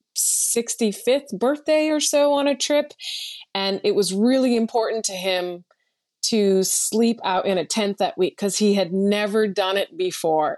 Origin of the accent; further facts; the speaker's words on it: West Paris, Maine, United States; moved away as an adult; my home state of Maine